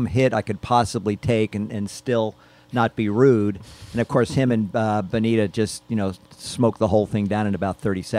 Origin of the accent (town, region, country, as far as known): White Plains, New York, United States; born or raised there; also born or lived in Bronx, New York; now in Sonoma, United States